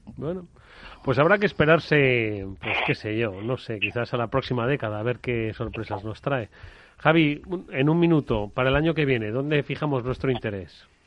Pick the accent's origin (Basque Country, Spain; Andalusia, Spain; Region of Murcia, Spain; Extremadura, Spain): Extremadura, Spain; mi pueblo, Extremadura.